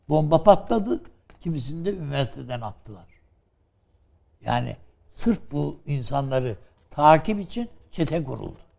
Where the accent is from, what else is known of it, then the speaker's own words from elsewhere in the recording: Turkey; Ben Türk'üm dedim.